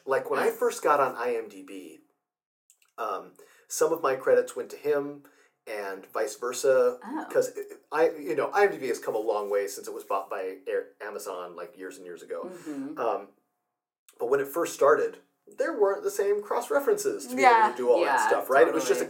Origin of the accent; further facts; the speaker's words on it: Fort Wayne, Indiana, United States; also born or lived in Milwaukee; No, I'm actually from Fort Wayne, Indiana, so